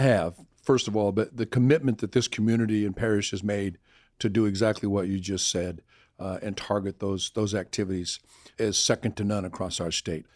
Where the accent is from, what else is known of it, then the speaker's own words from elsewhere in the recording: Arizona, United States; now in Louisiana, United States; I'm born and raised in Arizona, so we're used to the heat.